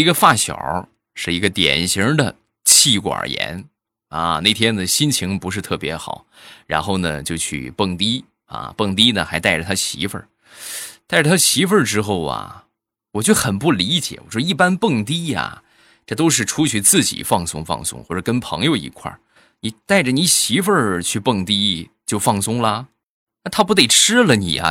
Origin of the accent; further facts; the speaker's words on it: Shandong, China; 我们山东